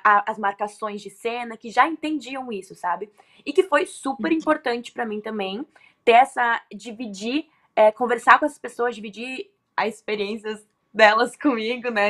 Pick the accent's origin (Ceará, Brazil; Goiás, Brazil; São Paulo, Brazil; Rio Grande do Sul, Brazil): Rio Grande do Sul, Brazil; eu nasci no Rio Grande do Sul